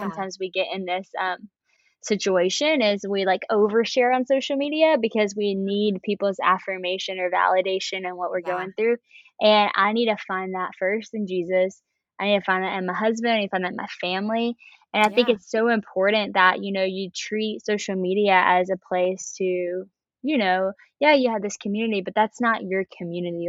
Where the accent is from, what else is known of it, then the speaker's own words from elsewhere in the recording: West Monroe, Louisiana, United States; I am from Louisiana, this small town called West Monroe